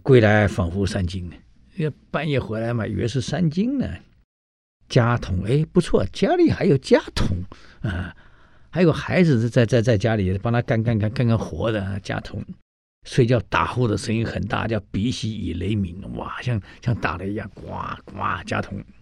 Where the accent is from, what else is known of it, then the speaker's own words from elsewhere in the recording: Taiwan; moved away; 我们台湾人喜欢泡老人茶